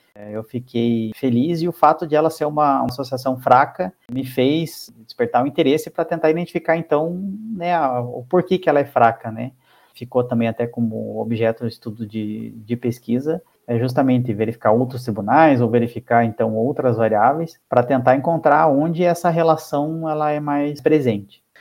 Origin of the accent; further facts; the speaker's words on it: Curitiba, Paraná, Brazil; Eu sou aqui de Curitiba